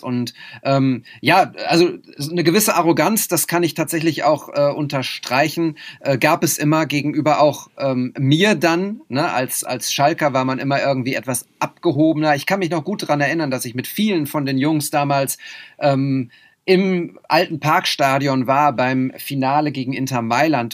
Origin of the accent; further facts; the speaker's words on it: Münster, North Rhine-Westphalia, Germany; Münster ist meine, meine Heimatstadt